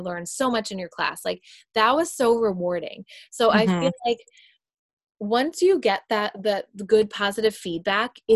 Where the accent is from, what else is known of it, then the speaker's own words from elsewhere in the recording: New York, United States; moved away; I'm from New York